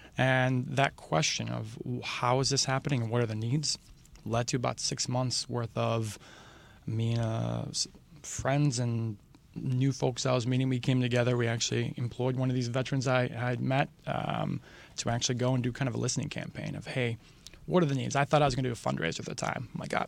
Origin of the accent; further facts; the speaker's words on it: Waterford, Michigan, United States; also born or lived in Detroit, Michigan; So I was actually born and raised in Waterford, Michigan.